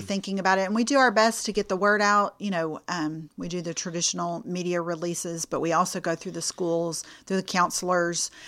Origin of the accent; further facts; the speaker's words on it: Houston, Texas, United States; moved away as an adult; now in Lufkin, United States; I am originally from the Clear Lake area, south of Houston